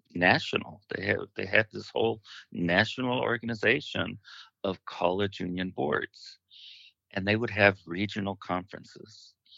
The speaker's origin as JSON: {"language": "English", "town": "Fresno", "region": "California", "country": "United States", "tie": "born or raised there", "said": "I was born and raised in Fresno"}